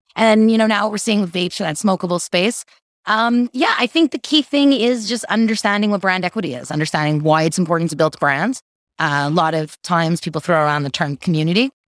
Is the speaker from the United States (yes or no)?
no; Canada; being a Canadian, having federal legalization